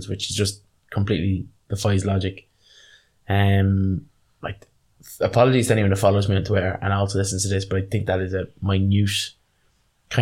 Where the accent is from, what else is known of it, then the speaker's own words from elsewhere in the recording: Ireland; We're Irish, so we come from kind of union backgrounds